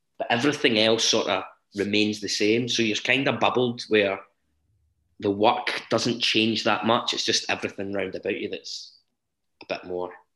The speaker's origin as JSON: {"language": "English", "town": "Blantyre", "region": "Scotland", "country": "United Kingdom", "tie": "born or raised there", "said": "I'm from Blantyre originally"}